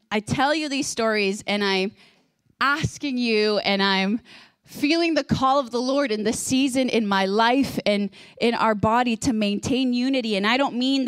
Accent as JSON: {"language": "English", "country": "Guatemala", "tie": "born or raised there", "said": "I was born in Guatemala, and so I've gone to experience, like, lots of different expressions in the body and in the church."}